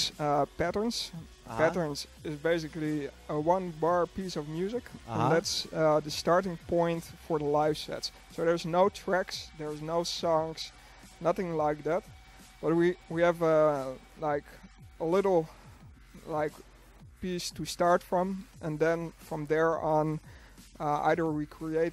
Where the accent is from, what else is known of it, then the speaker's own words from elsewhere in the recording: United States; I'm really from the States